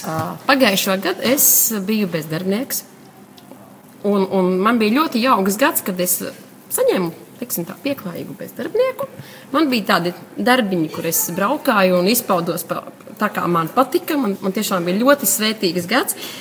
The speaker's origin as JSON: {"language": "Latvian", "town": "Gulbene", "region": "Gulbene Municipality", "country": "Latvia", "also_born_or_lived": "Litene", "said": "esmu no Gulbenes. Es esmu dzimusi Litanē, bet tagad dzīvoju Gulbenē."}